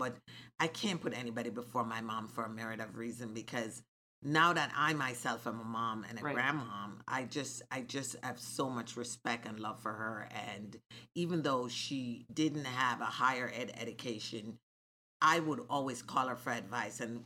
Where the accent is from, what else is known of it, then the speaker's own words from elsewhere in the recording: Jamaica; moved away; I grew up in Jamaica